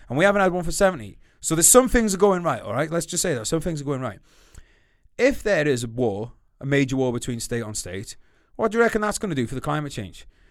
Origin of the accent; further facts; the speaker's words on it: United Kingdom; We're Brit, we're Great Britain.